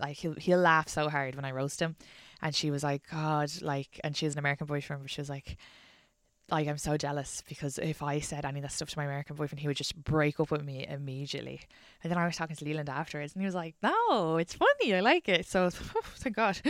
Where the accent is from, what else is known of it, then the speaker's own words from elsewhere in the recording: Ireland; now in New York, United States; being Irish in New York